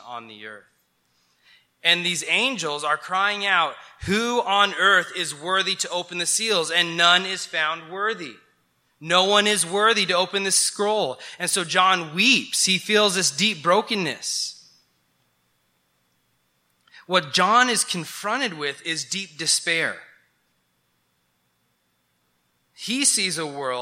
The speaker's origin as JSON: {"language": "English", "region": "New Mexico", "country": "United States", "tie": "born or raised there", "said": "I grew up in New Mexico and I love the mountains of New Mexico"}